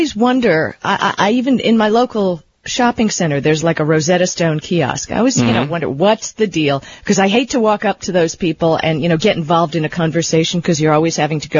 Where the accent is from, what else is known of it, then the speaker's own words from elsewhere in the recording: Miami Beach, Florida, United States; now in Los Angeles, United States; I grew up in Miami Beach, so hence there was a lot of Spanish going around.